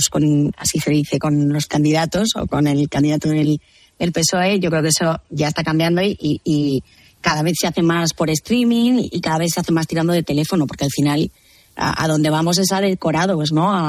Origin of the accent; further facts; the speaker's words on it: Ferrol, Galicia, Spain; Bueno, yo soy, yo soy gallega, yo soy de Ferrol, como sabéis